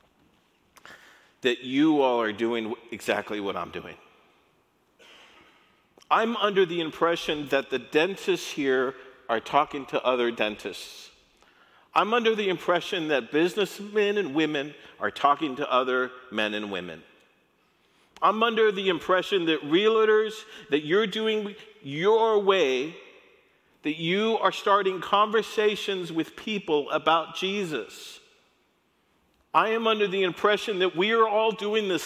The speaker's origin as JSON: {"language": "English", "town": "El Paso", "region": "Texas", "country": "United States", "tie": "born or raised there", "said": "I grew up in El Paso"}